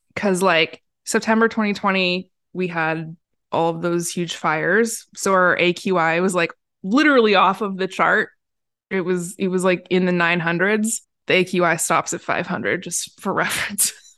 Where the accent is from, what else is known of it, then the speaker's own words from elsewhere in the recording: Portland, United States; I was born and raised in Portland